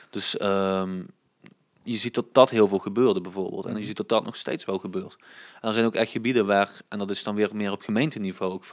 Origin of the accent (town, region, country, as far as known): Swalmen, Limburg, Netherlands